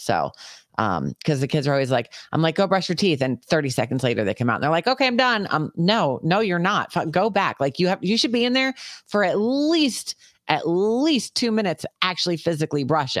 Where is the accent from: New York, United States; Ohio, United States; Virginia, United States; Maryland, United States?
New York, United States; I grew up in New York.